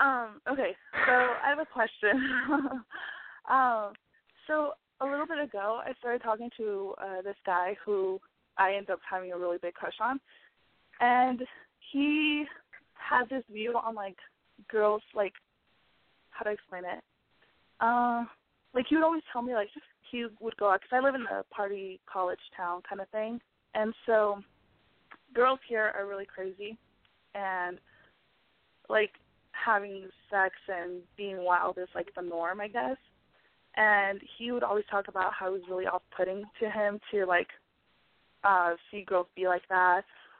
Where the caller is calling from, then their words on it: Washington, United States; I'm 21, and I'm calling from Washington.